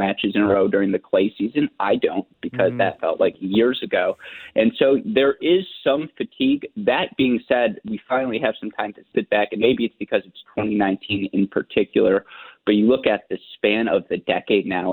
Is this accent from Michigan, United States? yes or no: yes; Michigan, United States; I am from Michigan